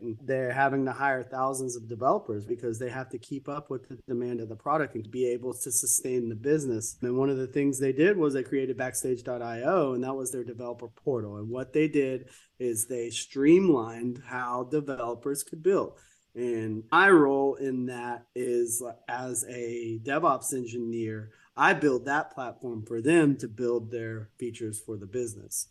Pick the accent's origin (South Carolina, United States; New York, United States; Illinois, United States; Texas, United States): Texas, United States; I'm from Texas